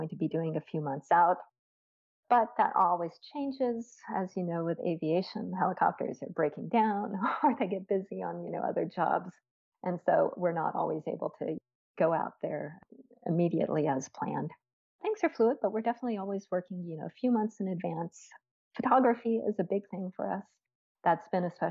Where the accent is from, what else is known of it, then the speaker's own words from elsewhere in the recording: New Mexico, United States; also born or lived in Canada; I'm from New Mexico myself